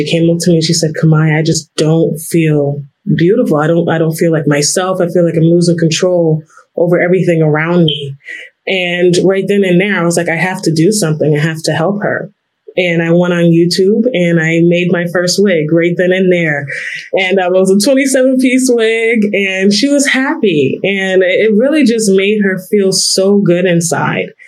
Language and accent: English; New York, United States; I am from New York.